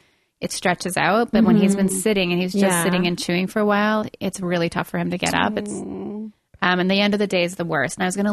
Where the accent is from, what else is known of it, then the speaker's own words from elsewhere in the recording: Montreal, Quebec, Canada; moved away as an adult; now in Vancouver, Canada; I'm from Montreal.